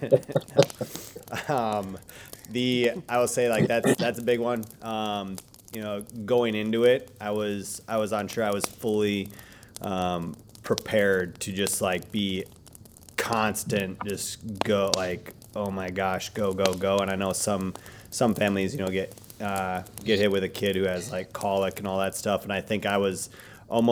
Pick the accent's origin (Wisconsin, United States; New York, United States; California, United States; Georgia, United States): Wisconsin, United States; my dad, my mom were with the farm and just growing up in Wisconsin